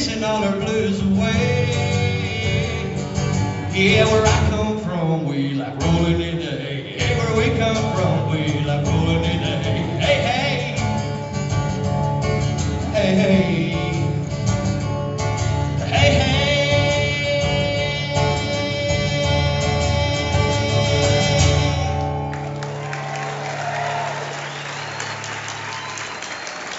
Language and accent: English; East Kentucky, United States; now in Knoxville area, Tennessee, United States; Growing up in East Kentucky, my daddy hauled coal in the early 70s